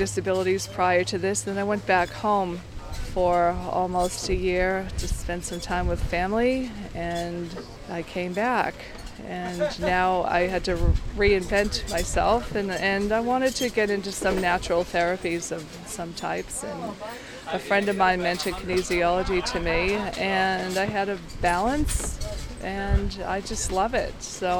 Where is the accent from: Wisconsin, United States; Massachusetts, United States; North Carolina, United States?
Massachusetts, United States; Boston; moved away as an adult; now in Byron Bay, Australia